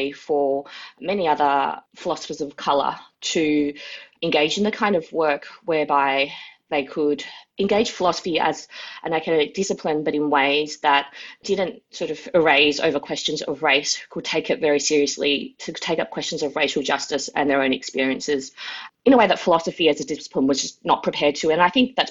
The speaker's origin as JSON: {"language": "English", "town": "Melbourne", "region": "Victoria", "country": "Australia", "tie": "born or raised there", "said": "Wurundjeri country, Kulin Nations, where I am based. I was born and raised here"}